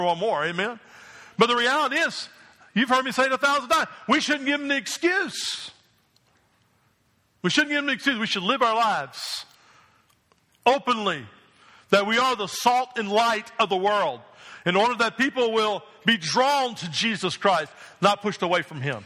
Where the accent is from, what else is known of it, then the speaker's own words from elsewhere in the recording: New Jersey, United States; moved away; I grew up in New Jersey